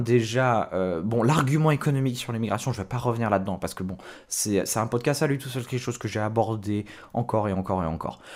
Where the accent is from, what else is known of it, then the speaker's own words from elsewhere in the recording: France; ce qu'on a en France